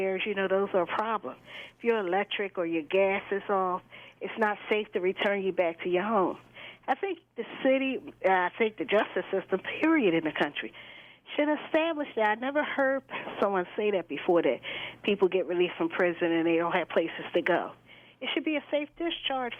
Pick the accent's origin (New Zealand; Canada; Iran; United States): United States; Philadelphia, Pennsylvania; I grew up in Southwest as well.